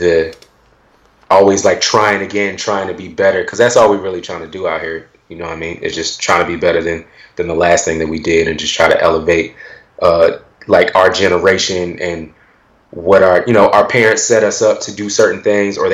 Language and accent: English; Willingboro, New Jersey, United States; being from Willingboro